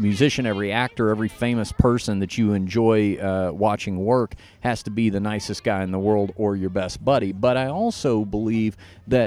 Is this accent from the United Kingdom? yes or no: no; Dallas, Texas, United States; moved away; I'm from Dallas